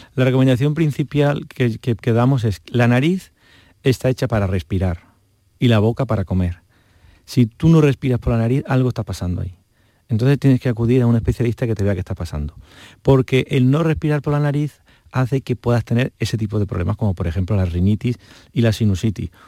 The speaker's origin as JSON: {"language": "Spanish", "town": "Montoro", "region": "Andalusia", "country": "Spain", "said": "yo soy de Córdoba, aprovecho, de un pueblo de Córdoba muy precioso"}